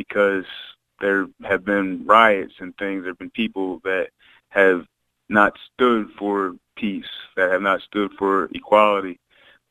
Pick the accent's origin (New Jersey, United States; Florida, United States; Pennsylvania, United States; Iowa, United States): Pennsylvania, United States; Chester; also born or lived in Delaware; now in Wilmington, United States; I was born in Chester, PA